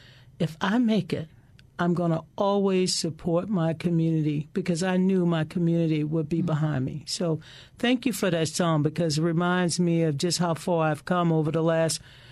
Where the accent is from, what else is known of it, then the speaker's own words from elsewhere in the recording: Kenner, Louisiana, United States; when I was a little girl growing up in the Deep South, right outside of New Orleans in Kenna